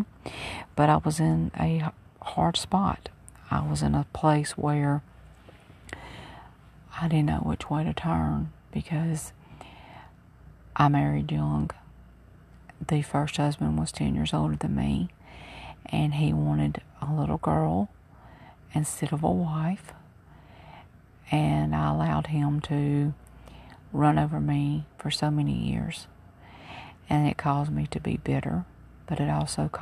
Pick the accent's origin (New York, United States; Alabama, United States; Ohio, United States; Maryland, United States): Alabama, United States; Mobile; moved away as an adult; I'm originally from Mobile, Alabama, and I've been gone for all of my adult life